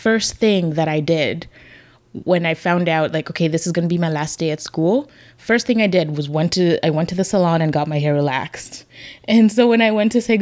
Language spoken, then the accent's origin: English; Zambia; growing up in Zambia as a student